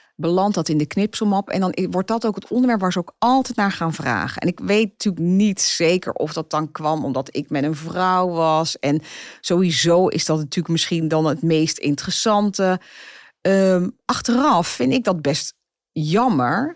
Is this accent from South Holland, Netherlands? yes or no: no; Zeist, Utrecht, Netherlands; ik kom uit Zeist